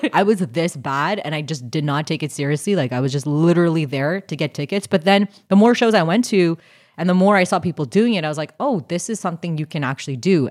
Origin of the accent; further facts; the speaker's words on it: Canada; I'm Canadian.